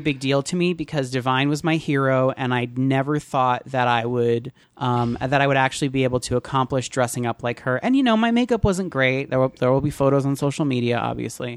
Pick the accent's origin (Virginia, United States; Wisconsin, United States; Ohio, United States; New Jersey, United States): New Jersey, United States; Teaneck; I grew up in Teaneck and Bogota was the town, the next town over